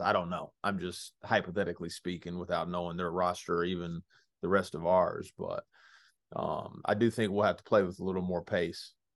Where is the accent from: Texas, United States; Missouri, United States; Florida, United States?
Texas, United States; Dallas; growing up in the Dallas Metroplex area